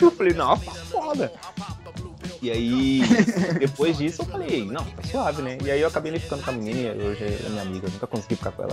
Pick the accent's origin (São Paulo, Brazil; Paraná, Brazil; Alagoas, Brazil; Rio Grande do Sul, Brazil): São Paulo, Brazil; eu nasci praticamente onde eu moro, na mesma cidade onde eu moro agora, eu moro em São Paulo